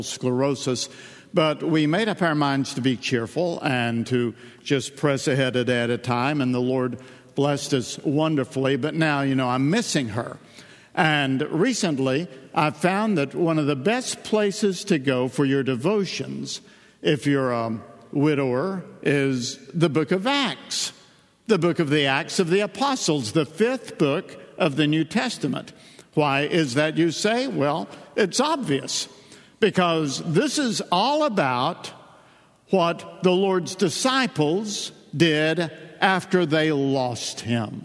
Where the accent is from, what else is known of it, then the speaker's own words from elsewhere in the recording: Northeast Tennessee, United States; accent: East Tennessee dialect; I'm from East Tennessee, Northeast Tennessee. I'm a hillbilly. I grew up where God made the sun shine and we made the moon shine